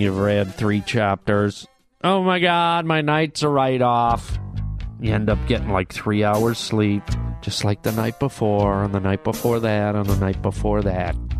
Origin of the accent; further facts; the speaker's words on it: Canada; moved away as an adult; now in United States; I come from Canada